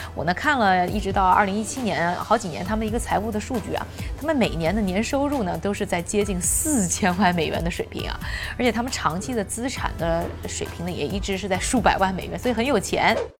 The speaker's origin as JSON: {"language": "Chinese", "country": "China", "said": "我们中国人非常自豪的杂交水稻"}